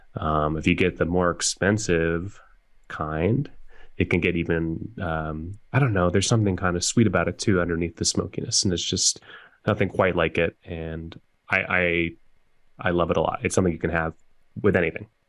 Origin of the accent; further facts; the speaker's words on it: Oregon, United States; growing up in Oregon there's a grocery store called Hagen's that I used to go